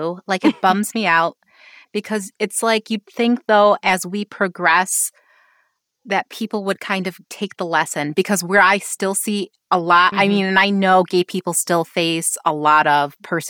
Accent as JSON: {"language": "English", "town": "Rochester", "region": "New York", "country": "United States", "tie": "born or raised there", "said": "I grew up in Rochester, though. So it's like upstate New York, which is a medium-sized city with a very small town feel is how I often describe it to people."}